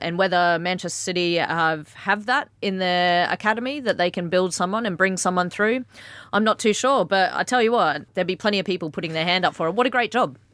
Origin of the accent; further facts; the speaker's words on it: Australia; I'm Australian